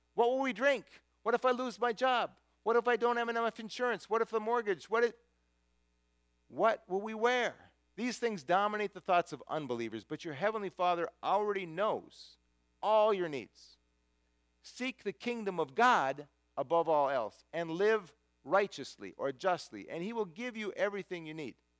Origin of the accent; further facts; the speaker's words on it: United States; who I am as an American